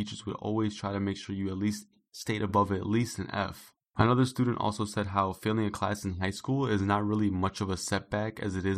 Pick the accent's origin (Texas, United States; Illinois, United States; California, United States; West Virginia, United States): Illinois, United States; Chicago; I'm from Chicago